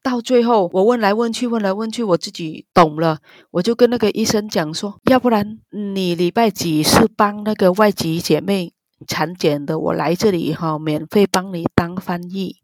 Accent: Vietnam; Chinese is a second language; moved away as an adult; now in Taiwan; 我们那个越南的学历

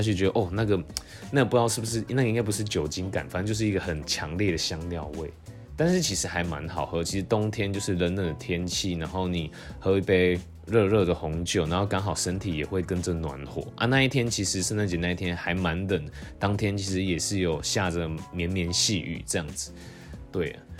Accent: Taiwan; now in Taipei, Taiwan; 我就是道地的台湾人，其实也没有到国外生活过

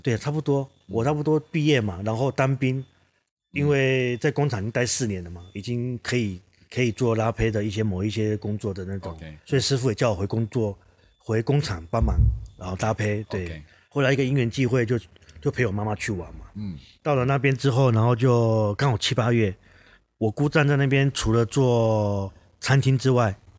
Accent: Kaohsiung, Taiwan; also born or lived in Manises, Spain; 因为我是高雄人嘛

